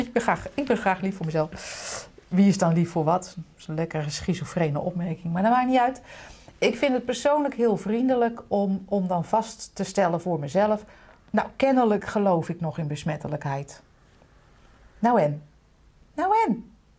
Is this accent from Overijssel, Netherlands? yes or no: no; Utrecht, Netherlands; also born or lived in The Hague; waar ik werd geboren was ooit een hele chique wijk. Toen werd het echt helemaal verpauperd. Nu is het weer superhip